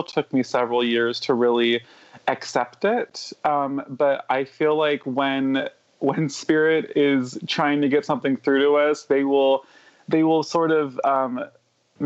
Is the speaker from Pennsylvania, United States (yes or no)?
no; California, United States; also born or lived in New York; I was taken back from New York when I was a little under 10. And then I was here in California